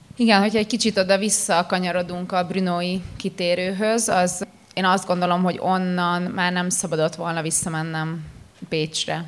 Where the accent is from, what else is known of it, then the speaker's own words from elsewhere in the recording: Pécs, Baranya, Hungary; én tényleg úgy nőttem fel, hogy kiskoromtól kezdve Pécsen